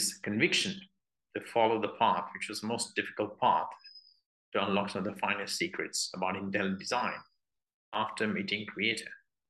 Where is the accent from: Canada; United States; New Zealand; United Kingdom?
United Kingdom; although I'm British